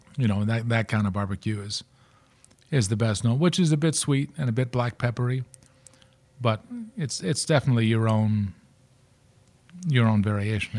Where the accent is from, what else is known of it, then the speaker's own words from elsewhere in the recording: Baltimore, Maryland, United States; growing up in Baltimore